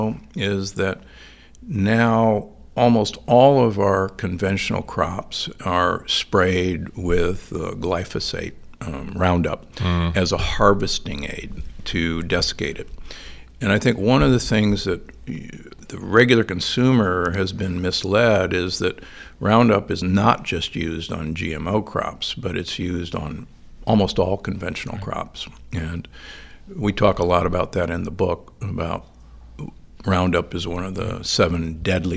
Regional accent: United States; also born or lived in Omaha, Nebraska / Milwaukee, Wisconsin; I grew up in Omaha and Milwaukee

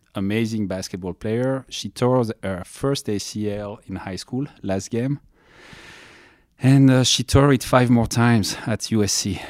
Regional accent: France; moved away as an adult; now in Los Angeles, United States; I'm coming from France. I came, uh, to United States in ninety-nine.

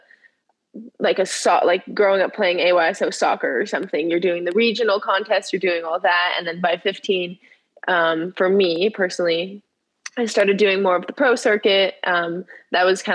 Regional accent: Southern California, United States; I am a snowboarder from California. I grew up in Southern California.

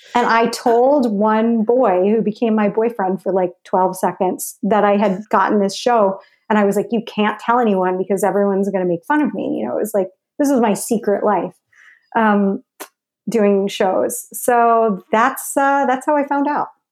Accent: Larchmont, New York, United States; I grew up in Larchmont, New

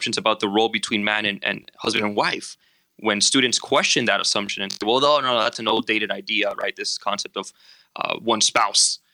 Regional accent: Miami, Florida, United States; moved away as an adult; now in Chicago, United States; I came from Miami, Florida

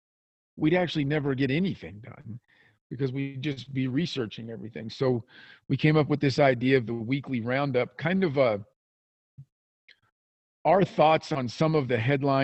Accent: American Midwest, United States; accent: American Midwestern twang; us as Midwesterners

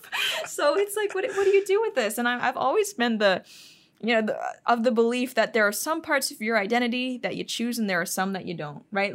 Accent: Hong Kong; moved away as an adult; now in United States; I didn't grow up in the U S. I didn't grow up really, um, with too much American culture. I grew up in Asia.

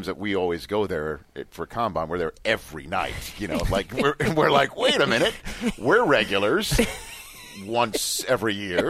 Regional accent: New York City, New York, United States; born or raised there

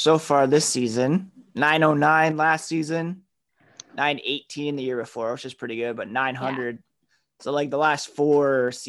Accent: Ottawa, Ontario, Canada; They're my favorite Canadian team just because I grew up in Ottawa.

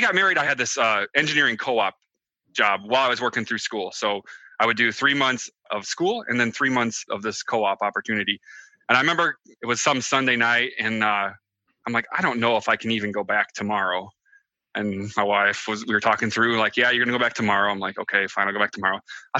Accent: Michigan, United States; I'm from Southwest Michigan. I know Mindy's been there. It's a pretty awesome place right by the Lake Michigan, you know.

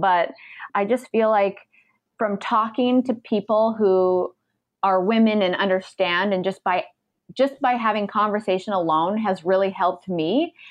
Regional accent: Canada; moved away as an adult; now in United States

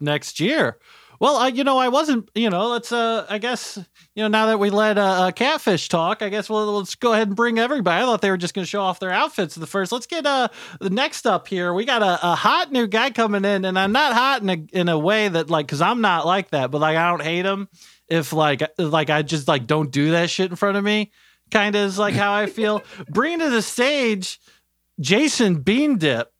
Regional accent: Dayton, Ohio, United States; I'm from Dayto-, uh, Dayton

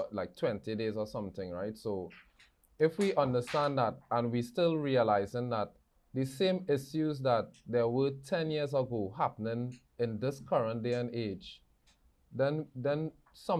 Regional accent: Trinidad & Tobago; moved away; born and bred in Trinidad and Tobago

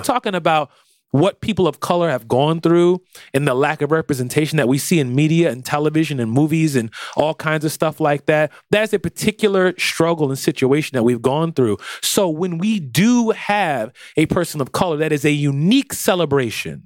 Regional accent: United States; I'm American

